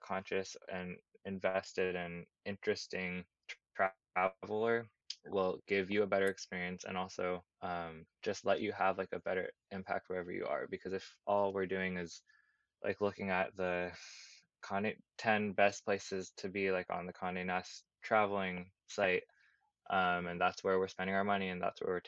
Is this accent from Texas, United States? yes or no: no; Davis, California, United States; moved away as an adult; also born or lived in Santa Barbara, California / Brooklyn, New York; now in New York, United States; I grew up in Davis, California, and then I went to school in Santa Barbara